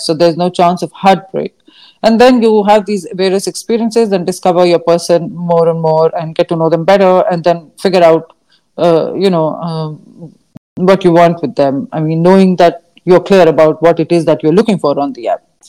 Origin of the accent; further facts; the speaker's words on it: India; growing up in India, learning uh, in school was not always very practical